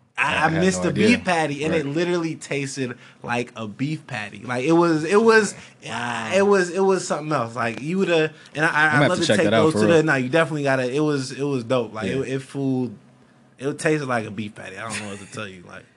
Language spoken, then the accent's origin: English; California, United States; Like, I'm from the Bay, so it was nothing.